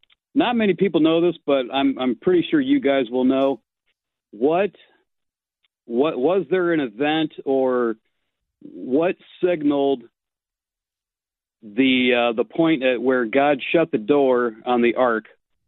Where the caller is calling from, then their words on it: Mansfield, Ohio, United States; Calling from Mansfield, which is halfway between Cleveland and Columbus.